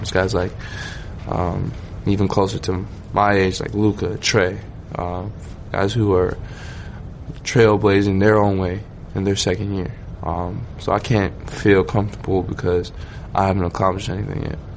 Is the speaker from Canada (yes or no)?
yes; Toronto, Ontario, Canada; I'm from Scarborough, um, East Side Toronto